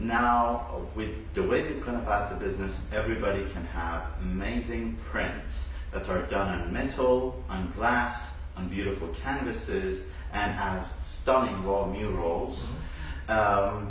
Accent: Iran; moved away as an adult; also born or lived in Dubai; now in Toronto, Canada; I left my home country, Iran, when I was just short of 20

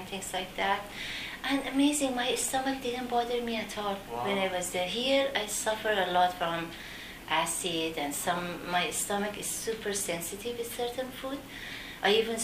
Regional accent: Iran; moved away as an adult; also born or lived in Turkey; now in Canada; I'm from Iran and I'm familiar living in developing countries

